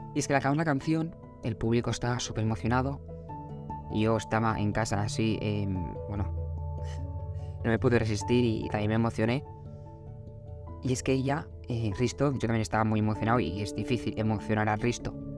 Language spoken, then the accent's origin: Spanish; Barcelona, Catalonia, Spain; los dos somos de Barcelona